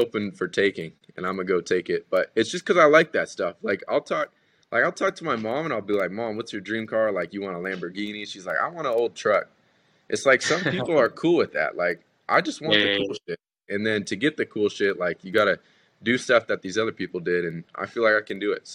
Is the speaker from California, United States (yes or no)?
yes; California, United States; growing up in Cali